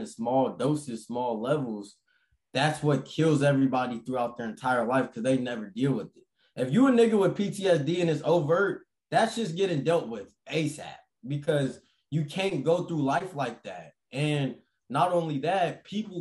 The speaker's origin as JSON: {"language": "English", "town": "Las Vegas", "region": "Nevada", "country": "United States", "tie": "born or raised there", "said": "I grew up in Vegas"}